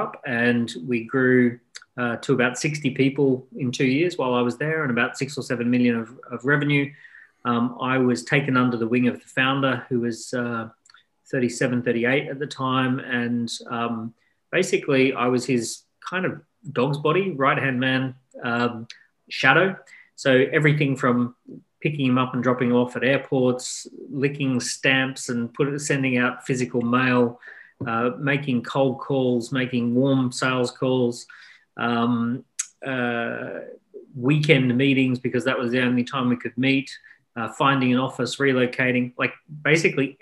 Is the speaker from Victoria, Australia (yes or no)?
no; Mooloolaba, Queensland, Australia; moved away as an adult; now in London, United Kingdom; I was born in Australia. I left Australia when I was 26, and then I've lived in London ever since